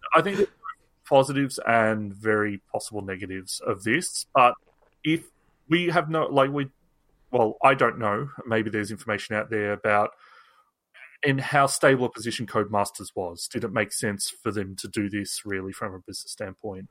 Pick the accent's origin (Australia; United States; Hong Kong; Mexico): Australia; also born or lived in England; as an Australian that also, you know, I'm, half of my f, family is English, half of my, um, is Australian